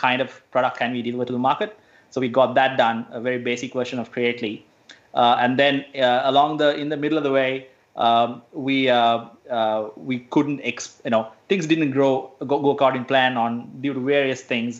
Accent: Sri Lanka; now in Australia; I'm originally from Sri Lanka

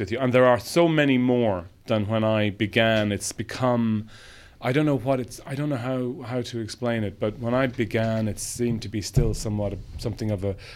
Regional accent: Ireland; growing up in Ireland

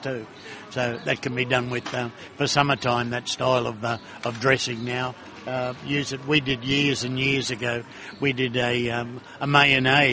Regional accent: Queensland, Australia; I'm a Queenslander

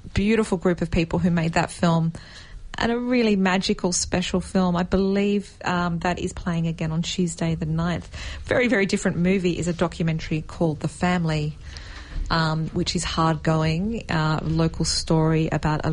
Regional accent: Canberra, Australian Capital Territory, Australia; I grew up in Canberra

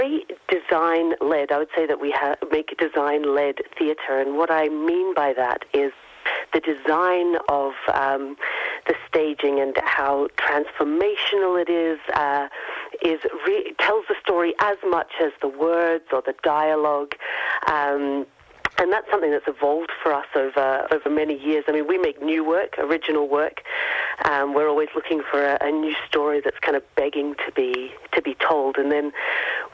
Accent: Gold Coast, Queensland, Australia; moved away as an adult; now in Glasgow, United Kingdom; I obviously am not Glaswegian. I'm from the Gold Coast, but I've lived and worked in Glasgow for the last 18 years

